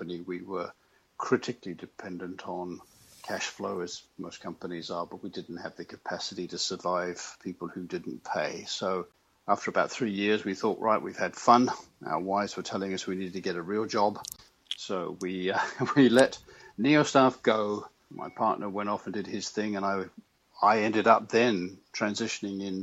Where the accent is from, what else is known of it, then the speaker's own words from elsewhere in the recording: United Kingdom; moved away as an adult; now in United States; I'm actually British